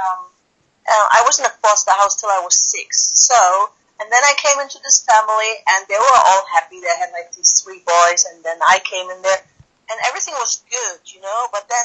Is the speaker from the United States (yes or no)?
no; East Germany, Germany; always in Germany. I don't know if you know a little bit of the history of my country. We had East and West Germany before, and yeah, I was born in East Germany